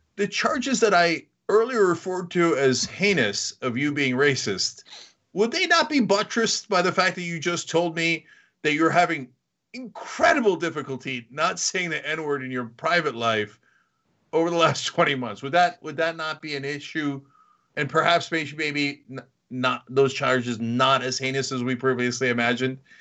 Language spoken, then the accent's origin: English; New Jersey, United States; moved away; also born or lived in New York; I grew up in New Jersey, lived in New York